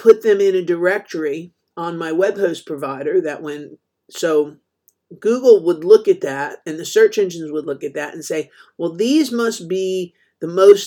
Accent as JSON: {"language": "English", "region": "New Jersey", "country": "United States", "tie": "born or raised there", "said": "I grew up in New Jersey"}